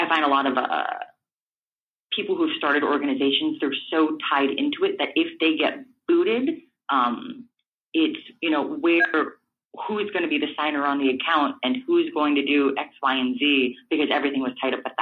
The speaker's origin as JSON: {"language": "English", "town": "Los Angeles", "region": "California", "country": "United States", "tie": "born or raised there", "said": "I grew up in Echo Park, which is part of Los Angeles"}